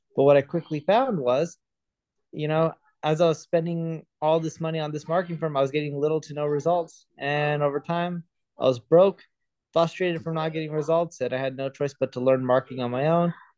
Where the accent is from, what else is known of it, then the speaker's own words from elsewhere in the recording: Southern California, United States; also born or lived in London; I was born in London, grew up in Southern California.